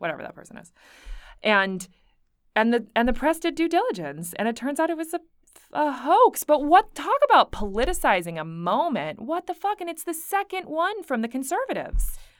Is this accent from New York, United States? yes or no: yes; Buffalo, New York, United States; moved away; I'm from Buffalo, New York